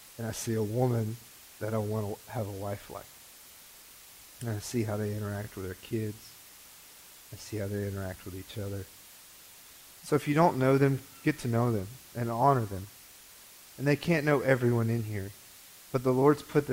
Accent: Greenville, United States; I was born here in Greenville. I was raised

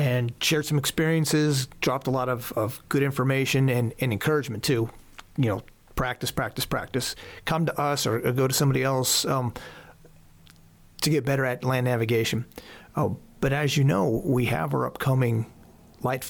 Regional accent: Southern Lancaster County, Pennsylvania, United States; also born or lived in Houston, Texas / Colorado Springs, Colorado; I was raised in Pennsylvania

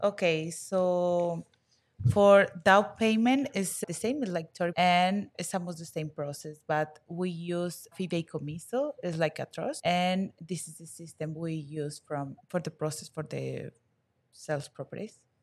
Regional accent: Guadalajara, Jalisco, Mexico; English is a second language; now in Los Cabos, Mexico; I am originally from Guadalajara

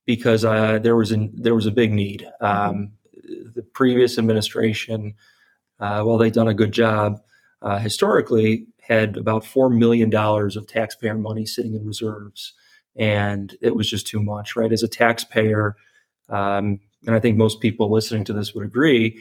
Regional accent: Chicago, Illinois, United States; Growing up in the Chicagoland area

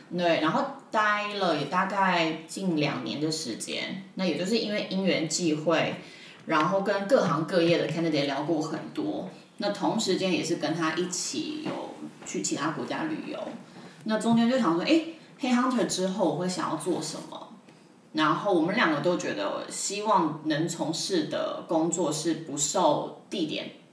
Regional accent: Taiwan; 我就台湾人

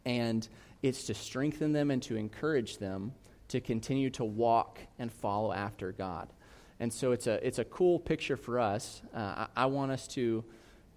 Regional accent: South Carolina, United States; I'm from South Carolina

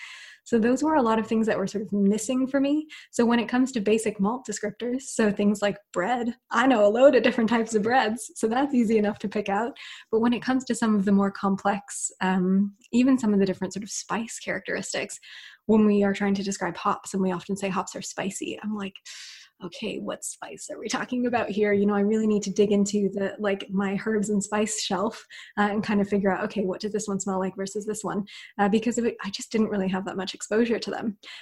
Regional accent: United States; now in United Kingdom; The other thing as well, growing up in the States and then moving to the UK, which is where I'm based now

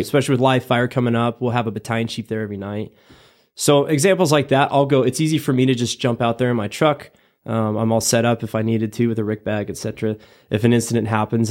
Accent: Ogallala, Nebraska, United States; moved away as an adult; born and raised in Nebraska, twenty-one years

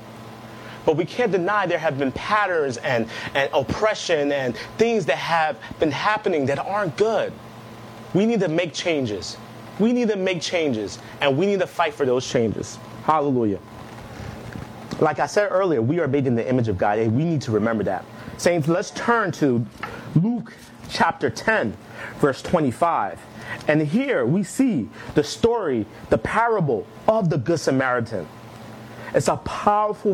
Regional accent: Nigeria; Before I am Nigerian, before I am black, I am a Christian

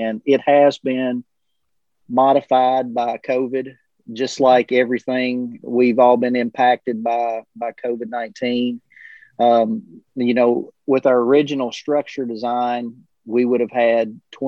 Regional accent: Cumberland County, South Central Kentucky, United States; I'm from South Central Kentucky originally. I was a product of Cumberland County and mm-hmm. Grew up and went to school there

